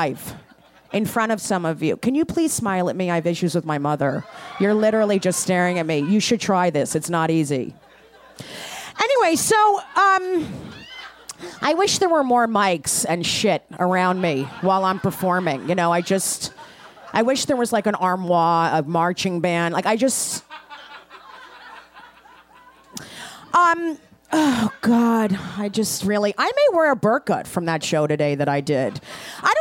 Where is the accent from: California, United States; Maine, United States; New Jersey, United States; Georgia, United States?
New Jersey, United States; I'm Austrian Polish from New Jersey